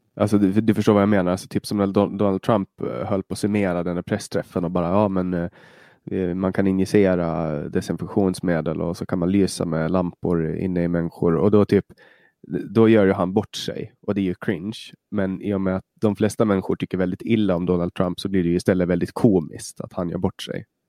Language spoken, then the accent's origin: Swedish; Åland Islands; moved away as an adult; now in Stockholm, Sweden; Jag kommer från Åland, jag pratar svenska